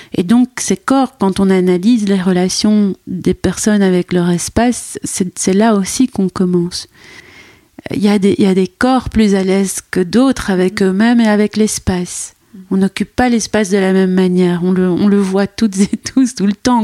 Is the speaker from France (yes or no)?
no; Brussels, Brussels-Capital Region, Belgium; j'ai grandi à Bruxelles convaincue que j'étais métisse